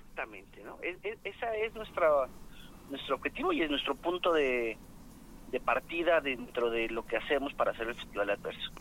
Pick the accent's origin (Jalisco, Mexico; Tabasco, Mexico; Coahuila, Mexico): Jalisco, Mexico; Guadalajara; los que somos tapatíos